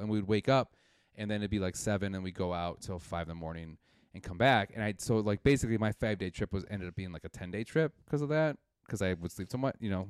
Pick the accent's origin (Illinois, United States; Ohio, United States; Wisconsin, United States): Wisconsin, United States; Milwaukee; moved away as an adult; now in Chicago, United States; I'm from Milwaukee, Wisconsin